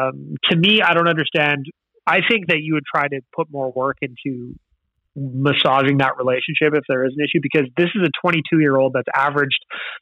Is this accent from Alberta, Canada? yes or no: yes; Edmonton, Alberta, Canada; we're from Edmonton, right?